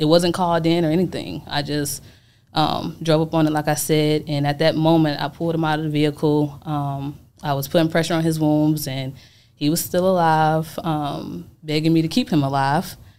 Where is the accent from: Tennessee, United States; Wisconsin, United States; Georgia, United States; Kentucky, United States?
Georgia, United States; Atlanta; also born or lived in Chicago, Illinois; I'm from Chicago, Illinois. I was born, but I was raised in Atlanta, Georgia